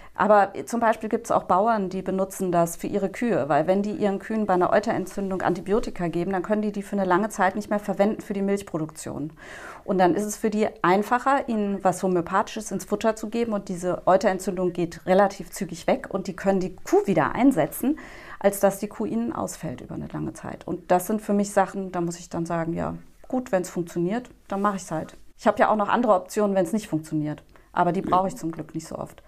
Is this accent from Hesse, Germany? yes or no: yes; Frankfurt, Hesse, Germany; moved away as an adult; also born or lived in Berlin / Neu-Isenburg / Dreieich; now in Nierstein, Germany; ich bin im Frankfurter Westend aufgewachsen und das ist einfach ganz zentral.